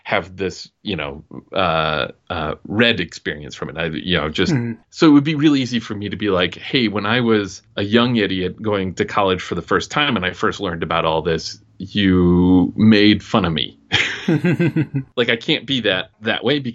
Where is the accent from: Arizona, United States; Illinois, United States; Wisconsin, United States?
Wisconsin, United States; I grew up in Wisconsin